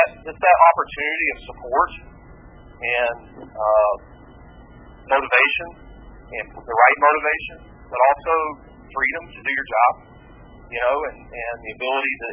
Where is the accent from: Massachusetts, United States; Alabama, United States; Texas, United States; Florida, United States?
Florida, United States; Daytona Beach; moved away as an adult; also born or lived in the Carolinas; now in North Carolina, United States; I grew up in Daytona Beach. So I'm a Daytona Beach, Florida native